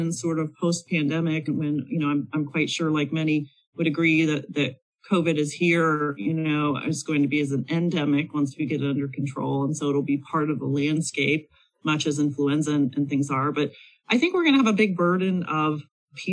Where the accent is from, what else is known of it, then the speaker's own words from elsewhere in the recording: Pennsylvania, United States; my home state in Pennsylvania